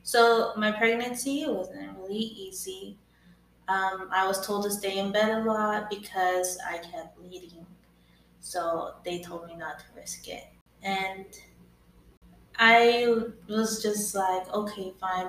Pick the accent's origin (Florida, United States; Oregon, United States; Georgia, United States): Oregon, United States; Newport; Soy nacida en Newport, Oregon.